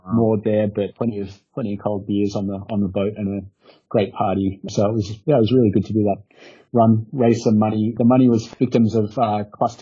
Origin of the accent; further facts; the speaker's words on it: Australia; moved away as an adult; also born or lived in Cyprus; I'm from Australia, and I've never hashed in Australia.